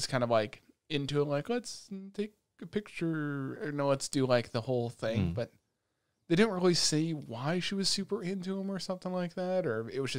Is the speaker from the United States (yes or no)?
yes; United States; listen, we grew up in America, they grew up in Japan, they got respect over there.